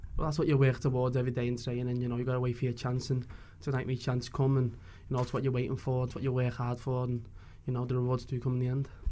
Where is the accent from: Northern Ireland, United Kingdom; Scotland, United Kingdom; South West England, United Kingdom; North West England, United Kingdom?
North West England, United Kingdom; Liverpool; I'm from Liverpool myself